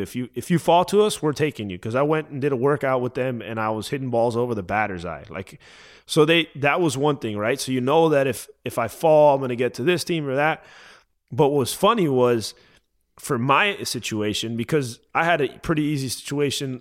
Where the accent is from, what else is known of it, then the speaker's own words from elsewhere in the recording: Miami, Florida, United States; moved away as an adult; also born or lived in Tennessee; I'm from Miami